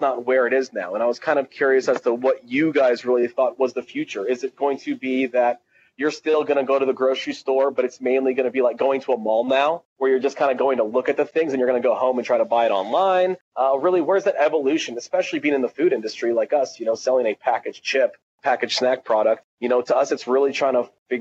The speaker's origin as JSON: {"language": "English", "country": "Tunisia", "moved": "yes", "said": "I'm from Tunisia originally"}